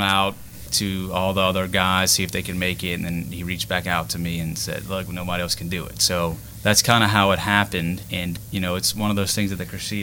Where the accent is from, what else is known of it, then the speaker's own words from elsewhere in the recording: Jeanerette, Louisiana, United States; also born or lived in New Iberia / Lafayette; now in Youngsville, United States; I'm originally from the Generette area, born and raised